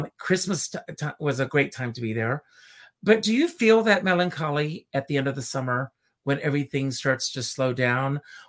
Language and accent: English; Myrtle Beach, South Carolina, United States; moved away; I grew up in Myrtle Beach, South Carolina, and I worked in an amusement park.